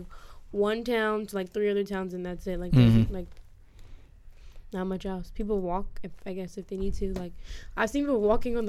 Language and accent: English; New Jersey, United States; born or raised there